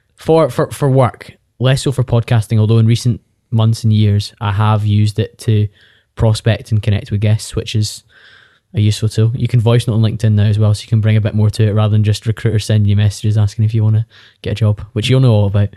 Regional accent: Bearsden, Scotland, United Kingdom; I'm from Bearsden, just outside Glasgow, and I did the thing that's slightly more common in Scotland than it is in other parts of the U K, where you stayed at home for university

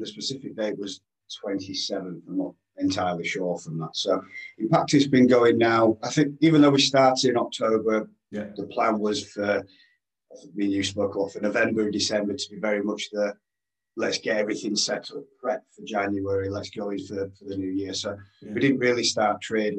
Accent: Yorkshire and the Humber, United Kingdom; accent: Yorkshire; As you can tell from my angelic accent, I'm a Yorkshire lad, Yorkshireman, very proud.

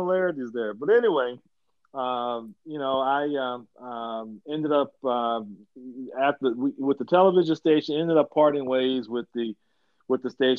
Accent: Louisville, Kentucky, United States; I'm from Louisville, Kentucky, home of Muhammad Ali

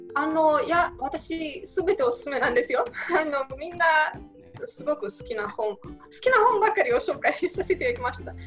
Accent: Romania; Japanese is a second language; moved away as an adult; now in Japan; 出身はあのルーマニアという国ですね

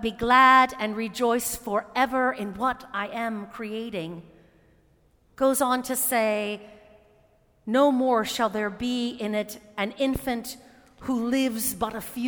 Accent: United States; As American Christians

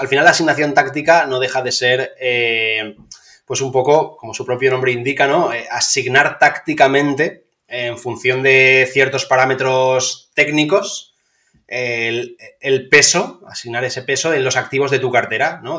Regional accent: Valencia, Valencian Community, Spain; como yo soy de Valencia

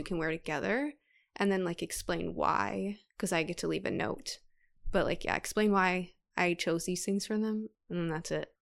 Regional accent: Brookfield, Wisconsin, United States; I grew up in Brookfield

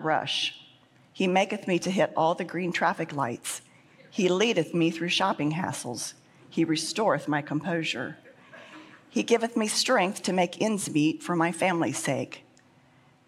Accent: Midwest, United States; I was born and raised in the Midwest

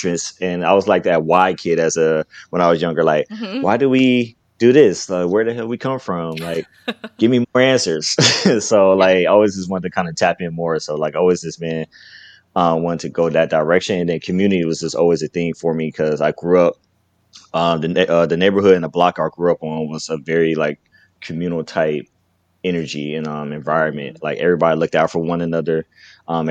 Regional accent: Carson, California, United States; I'm from Carson, California, born and raised

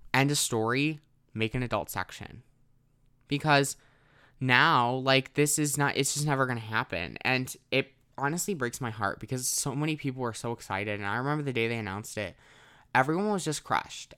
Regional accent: Wisconsin, United States; I'm from Wisconsin

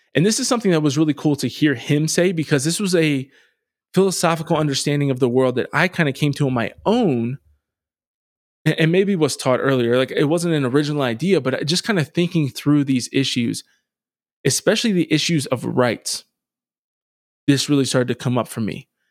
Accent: Harrisburg, Pennsylvania, United States; inner city poverty where I grew up in Harrisburg

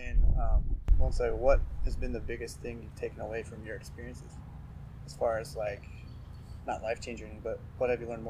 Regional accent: Oregon, United States; I'm from Oregon.

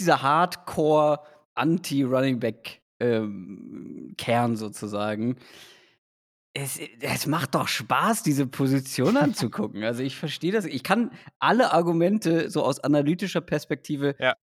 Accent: Schleswig-Holstein, Germany; ich bin ja wirklich äh, quasi auf dem Dorf in Schleswig-Holstein dann zur Schule gegangen.

